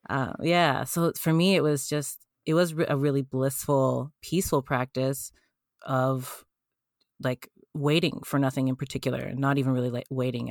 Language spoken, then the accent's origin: English; Canada; I'm Canadian